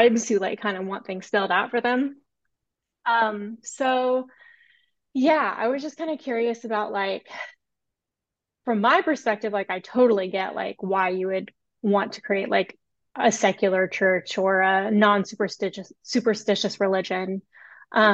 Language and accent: English; Deep South, United States; moved away; also born or lived in San Francisco; I grew up Southern Baptist in the Deep South